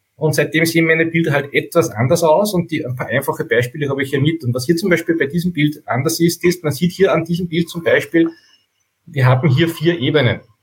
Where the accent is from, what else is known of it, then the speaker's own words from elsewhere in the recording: Steyr, Upper Austria, Austria; Ich komme aus Steyr in Oberösterreich